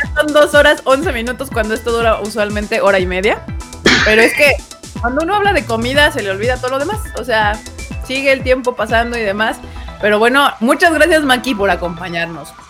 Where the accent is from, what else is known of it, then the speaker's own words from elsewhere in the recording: Mexico; yo soy mexicano